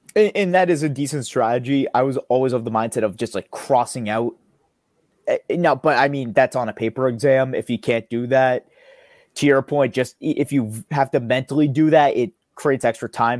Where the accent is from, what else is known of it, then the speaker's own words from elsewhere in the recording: United States; first language English; I'm an American, I'm a native speaker